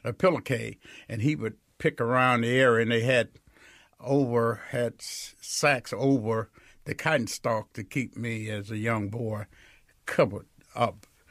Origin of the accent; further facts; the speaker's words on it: Greenwood, Mississippi, United States; I was born in Rio outside of Greenwood, four miles south